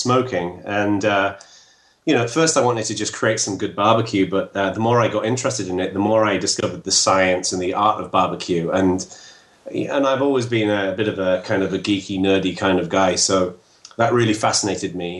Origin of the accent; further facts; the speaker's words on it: England, United Kingdom; moved away as an adult; now in United States; I'm English. And I moved over to the U.S. Just under 5 years ago.